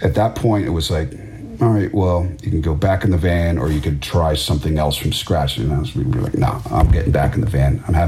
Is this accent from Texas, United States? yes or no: no; Washington, District of Columbia, United States; growing up around Washington, D.C.